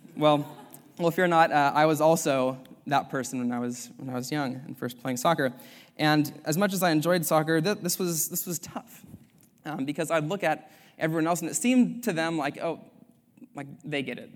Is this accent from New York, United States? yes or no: no; Sacramento, California, United States; moved away as an adult; now in Culver City, United States; I'm from Sacramento, California